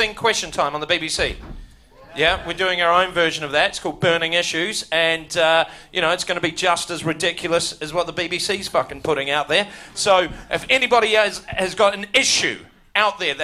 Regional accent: New Zealand

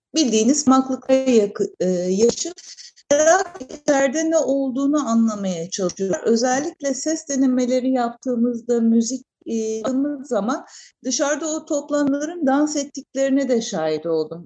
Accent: Izmir, Turkey; Ben de doğma büyüme İzmirliyim

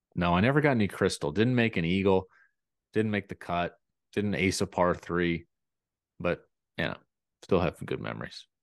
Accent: near Atlanta, Georgia, United States; I grew up near Atlanta

